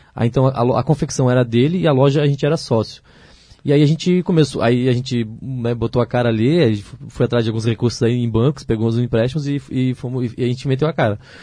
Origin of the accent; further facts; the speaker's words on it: Ilhota, Santa Catarina, Brazil; eu sou natural de Ilhota, né? Ilhota, cidade de, aqui perto de Blumenau